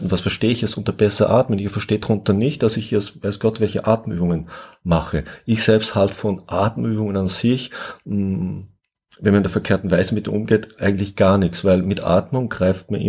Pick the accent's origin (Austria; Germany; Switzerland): Austria; south; ich komme ja aus Österreich, ich komme aus dem Süden und früher hat es bei uns, heute nicht mehr ganz so gebräuchlich, das schöne Wort gegeben, Guster.